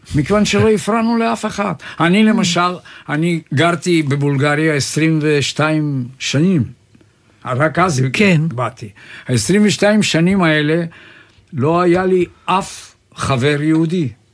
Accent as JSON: {"language": "Hebrew", "town": "Sofia", "region": "Sofia City", "country": "Bulgaria", "tie": "born or raised there", "also_born_or_lived": "Jaffa", "moved": "yes", "lives_now": "Israel", "said": "אני נולדתי בסופיה"}